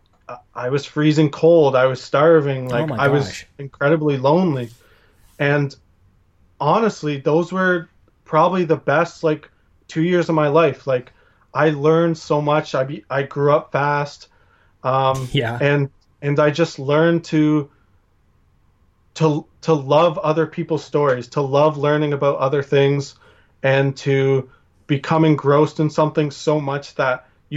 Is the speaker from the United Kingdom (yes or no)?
no; Ontario, Canada; I'm from Ontario